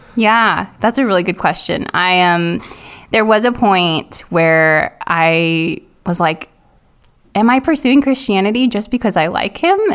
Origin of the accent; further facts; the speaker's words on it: Silicon Valley, California, United States; moved away as an adult; growing up in Silicon Valley